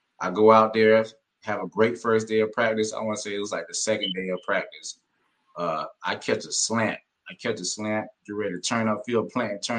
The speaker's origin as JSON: {"language": "English", "region": "the South", "country": "United States", "said": "I'm from the South, a speed guy from the South."}